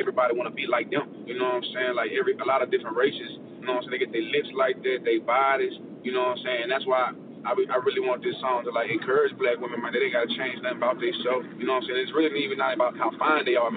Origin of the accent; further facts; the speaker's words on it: DeRidder, near Lake Charles, Louisiana, United States; Katrina and Rita really affected my city where I'm from, in Derrida around Lake Charles